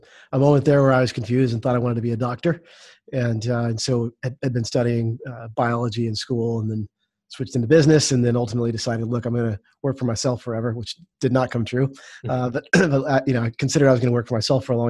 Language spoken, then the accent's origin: English; Arkansas, United States; I grew up here in Arkansas, went to school here as well at the university